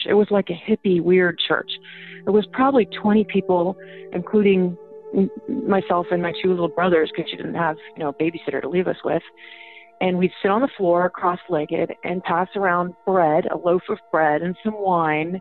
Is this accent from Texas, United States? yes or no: yes; San Antonio, Texas, United States; also born or lived in South Africa; now in Los Angeles, United States; I came back to Texas when I was a little kid, and grew up in Texas mostly